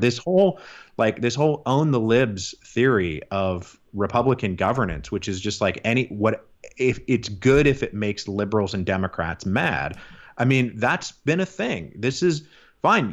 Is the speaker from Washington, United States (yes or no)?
yes; Seattle, Washington, United States; moved away; also born or lived in Portland / Vancouver, Canada; I'm from Seattle originally. I don't live there anymore.